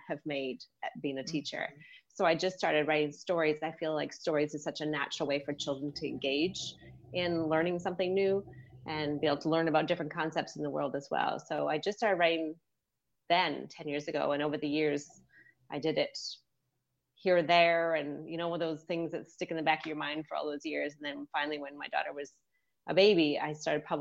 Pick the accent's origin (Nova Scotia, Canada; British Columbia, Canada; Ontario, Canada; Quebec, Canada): British Columbia, Canada; Vancouver; moved away as an adult; also born or lived in Sydney, Australia; now in Boston, United States; I live just west of Boston right now, but I'm actually from Vancouver, Canada